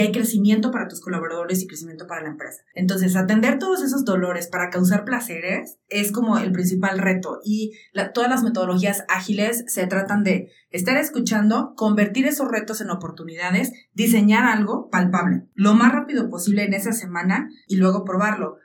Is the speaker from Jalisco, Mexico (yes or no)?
yes; Jalisco, Mexico; moved away as an adult; now in Aguascalientes, Mexico; yo cuando estaba a punto de salir de Jalisco, e irme a estudiar a Aguascalientes